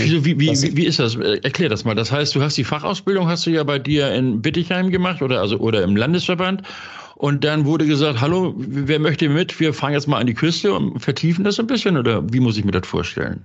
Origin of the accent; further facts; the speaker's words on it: Hamburg, Germany; in meiner Geburtsstadt Hamburg